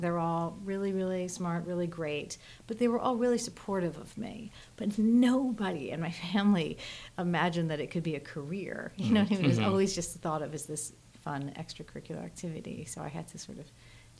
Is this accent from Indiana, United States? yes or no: no; New Jersey, United States; I grew up in Jersey.